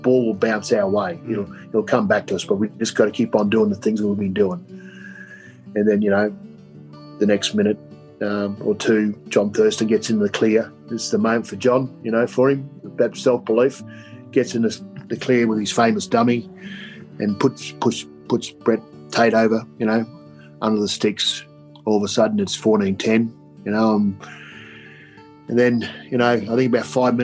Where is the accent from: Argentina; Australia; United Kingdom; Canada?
Australia; Queensland; I was born in Queensland